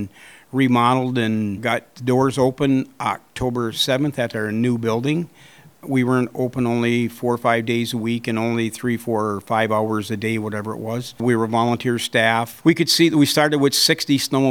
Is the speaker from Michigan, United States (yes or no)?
yes; Engadine, Michigan, United States; also born or lived in Saginaw; I'm from Engadine